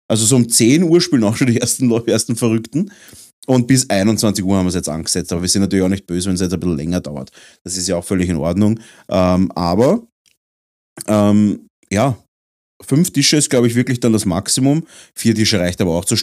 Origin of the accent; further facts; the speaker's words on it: Vienna, Austria; wir sind ja Wiener